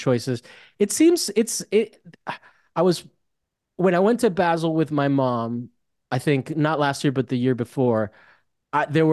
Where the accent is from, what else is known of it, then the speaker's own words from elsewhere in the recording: Italy; moved away; also born or lived in Miami; I grew up in Italy